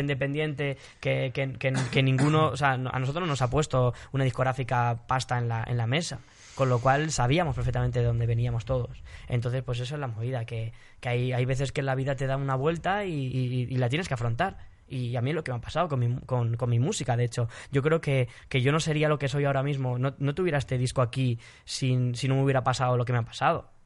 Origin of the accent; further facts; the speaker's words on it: Spain; soy español